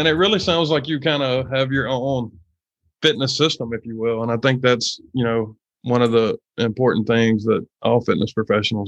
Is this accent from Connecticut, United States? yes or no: no; Mississippi, United States; moved away as an adult; also born or lived in Texas; I'm from Mississippi originally